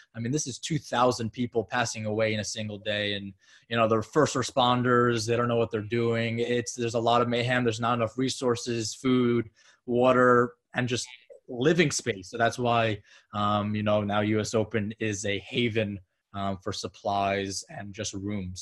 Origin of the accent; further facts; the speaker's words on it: Long Island, New York, United States; also born or lived in Florida; born and raised in Long Island, New York, just about 25 minutes outside the city